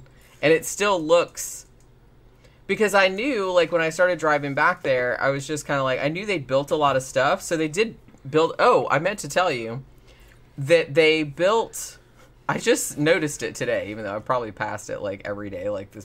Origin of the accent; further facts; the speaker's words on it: Daytona Beach, Florida, United States; I grew up in Daytona, which is, you know, fucking NASCAR central